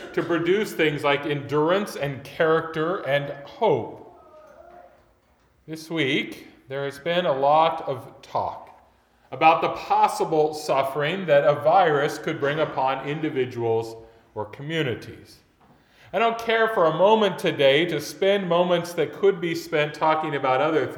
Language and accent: English; United States; as modern American Christians